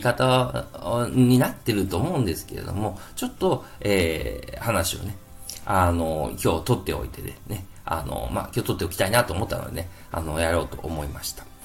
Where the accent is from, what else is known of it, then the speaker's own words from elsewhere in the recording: Kansai, Japan; accent: Kansai dialect; 関西弁出ちゃいましたけども